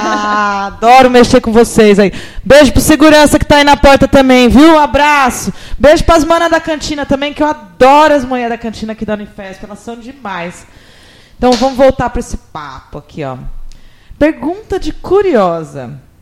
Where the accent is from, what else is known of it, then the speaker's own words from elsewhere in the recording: São Carlos, São Paulo, Brazil; moved away; eu estou voltando visitar a minha terra